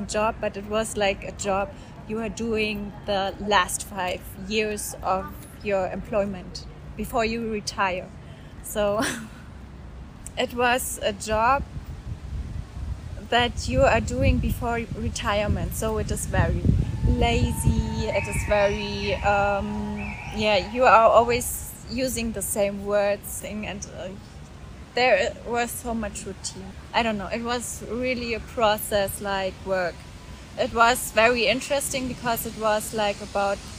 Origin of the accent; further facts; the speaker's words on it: Oranienburg, Brandenburg, Germany; moved away as an adult; also born or lived in Hanover; I was born in 1984 in Oranienburg. That's near Berlin. I grew up there